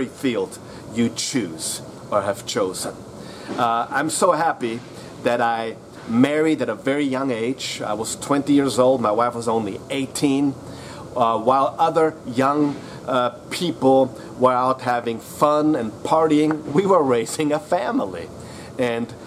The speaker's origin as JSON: {"language": "English", "country": "Austria", "said": "I am from Austria"}